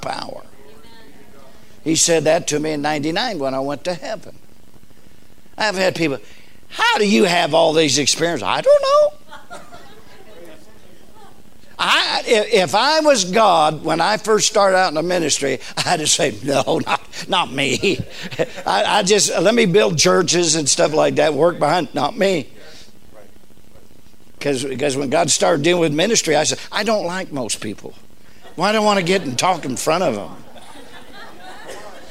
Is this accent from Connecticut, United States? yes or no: no; Southern California, United States; I was raised in Southern California